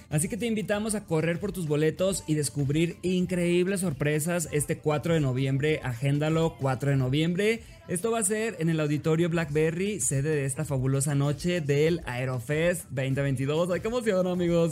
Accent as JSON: {"language": "Spanish", "country": "Mexico", "said": "no tengo inglés perfecto amigos porque soy mexicano"}